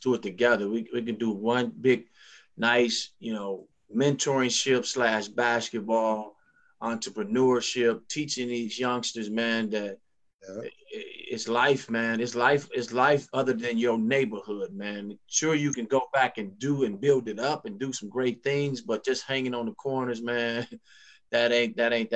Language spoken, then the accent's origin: English; Chicago, Illinois, United States; Chicago is my hometown